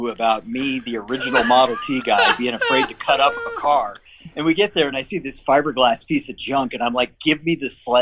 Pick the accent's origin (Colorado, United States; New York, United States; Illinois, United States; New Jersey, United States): Colorado, United States; I grew up in Colorado